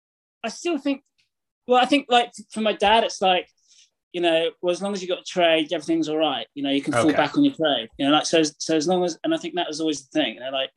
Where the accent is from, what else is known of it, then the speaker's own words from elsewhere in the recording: Braunton, South West England, United Kingdom; So I grew up in North Devon. So it's the southwest of England. The sort of town, it's a village. It's the main village is Braunton, which has like a few surf shops.